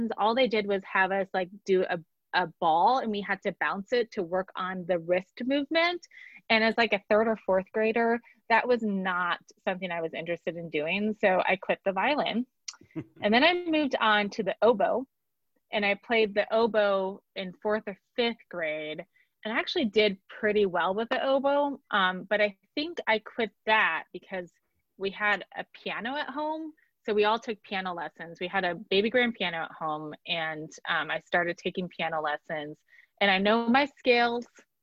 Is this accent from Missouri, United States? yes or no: yes; Kansas City, Missouri, United States; accent: Wisconsin; also born or lived in Sheboygan, Wisconsin; I grew up in Sheboygan, but really grew up in Kansas City. This is my home